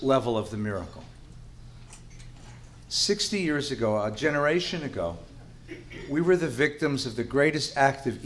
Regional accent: Los Angeles, California, United States; I grew up in the San Fernando Valley of Los Angeles

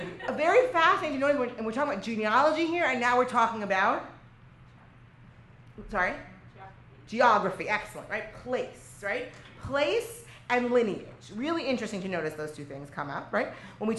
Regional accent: Lod, Central District, Israel; Right, and I'm originally from Israel. I'm originally from Lod, which, by the way, that's not great because I'm the rabbis of the north, and these are the rabbis of the south

